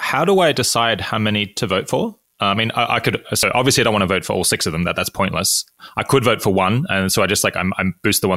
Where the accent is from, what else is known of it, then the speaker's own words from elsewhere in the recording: Australia; I'm from Australia